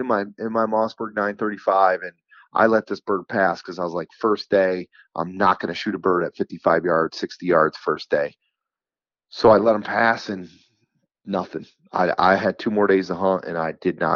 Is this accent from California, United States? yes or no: no; New York, United States; I'm from New York. I'm a turkey hunter